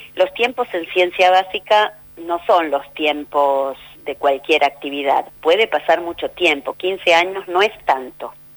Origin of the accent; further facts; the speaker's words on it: Argentina; Los argentinos